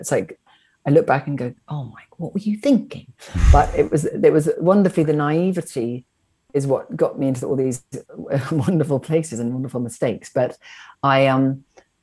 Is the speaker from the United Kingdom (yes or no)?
yes; Wiltshire, South West England, United Kingdom; I grew up in the British aristocracy in Wiltshire in England.